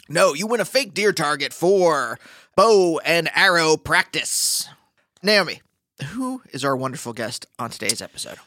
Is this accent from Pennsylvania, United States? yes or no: yes; Pennsylvania, United States; I'm from Pennsylvania